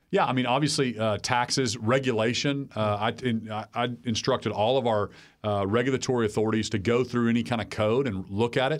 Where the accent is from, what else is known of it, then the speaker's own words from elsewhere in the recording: Oklahoma, United States; In Oklahoma, we never had reservations. That's the way we've been since statehood